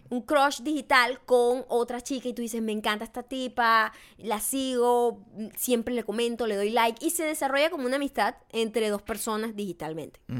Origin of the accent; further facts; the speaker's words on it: Mexico; gente mexicana siempre hemos tenido ese, yo siempre he tenido ese choque.